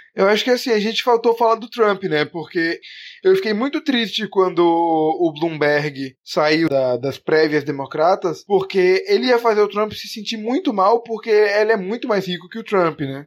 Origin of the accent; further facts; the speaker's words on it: Brazil; a gente é brasileiro